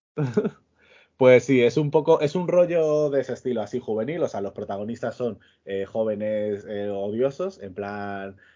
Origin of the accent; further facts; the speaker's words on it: Extremadura, Spain; que soy de Extremadura